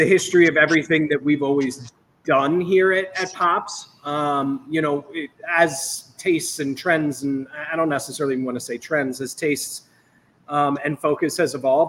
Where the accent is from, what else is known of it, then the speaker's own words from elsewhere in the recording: East Coast, United States; now in Chicago, United States; Michael and I are both from the East Coast originally